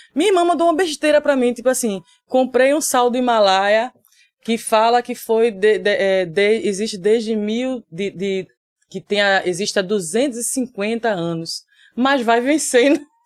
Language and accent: Portuguese; Recife, Pernambuco, Brazil; also born or lived in São Paulo; eu tô aqui desde os três anos de idade